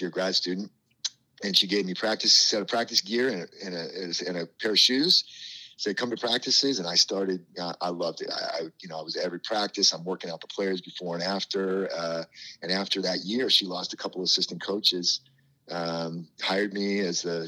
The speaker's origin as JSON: {"language": "English", "region": "Northern California", "country": "United States", "tie": "born or raised there", "also_born_or_lived": "Wheaton, Illinois / Boston", "said": "I grew up in California"}